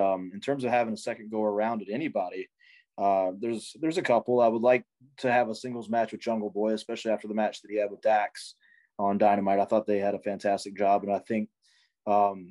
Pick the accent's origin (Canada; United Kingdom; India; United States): United States; the Carolinas; growing up in the Carolinas